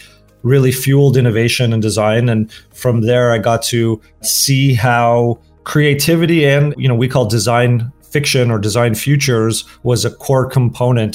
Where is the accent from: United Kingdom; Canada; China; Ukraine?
Canada; Toronto, Ontario; moved away as an adult; also born or lived in Los Angeles, United States; I grew up in Toronto, Canada. I then moved to the US in my early 20s and then ended up in Los Angeles for graduate